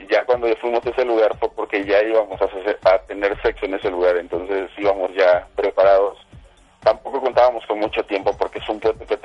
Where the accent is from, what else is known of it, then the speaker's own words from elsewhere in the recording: Mexico City, Mexico; yo soy un defeño 100%